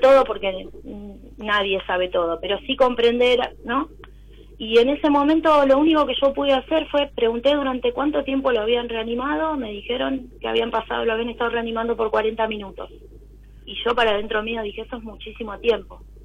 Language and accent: Spanish; Buenos Aires, Argentina; Soy de Capital Federal